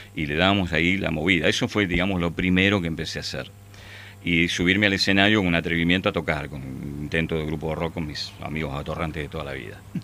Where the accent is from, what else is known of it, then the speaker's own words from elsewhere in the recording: Ramos Mejía, Buenos Aires Province, Argentina; yo vivía, nací en Capital, pero viví toda mi vida en Ramos Mejía